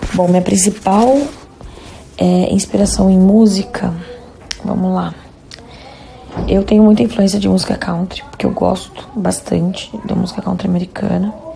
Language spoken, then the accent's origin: Portuguese; Jundiaí, São Paulo, Brazil; Nós somos de, de Jundiaí